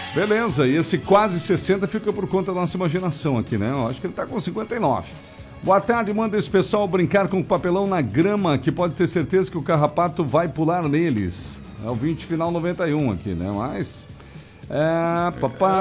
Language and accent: Portuguese; Gaúcho, Rio Grande do Sul, Brazil; moved away; Somos gaúchos